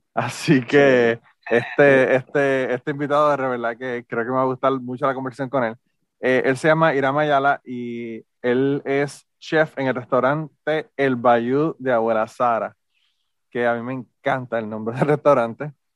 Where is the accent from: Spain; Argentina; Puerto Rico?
Puerto Rico; Utuado; yo soy de Utuado también